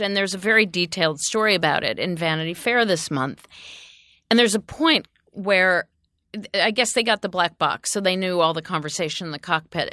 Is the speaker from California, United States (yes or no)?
no; Ohio, United States; moved away; I'm from Ohio